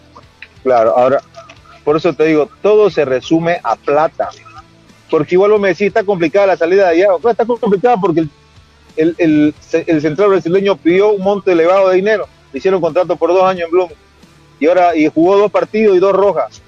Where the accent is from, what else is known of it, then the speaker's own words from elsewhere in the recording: Santa Cruz, Bolivia; hablando como un cruceño más